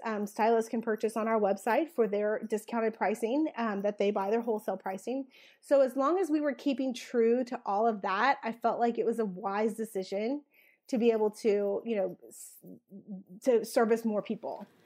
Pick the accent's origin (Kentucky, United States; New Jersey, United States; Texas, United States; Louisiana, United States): Louisiana, United States; South; I'm originally from South Louisiana